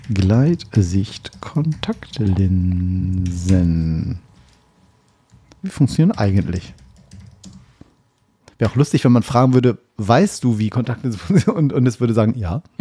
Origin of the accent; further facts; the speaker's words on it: Oldenburg, Lower Saxony, Germany; Oldenburg in meiner Heimat.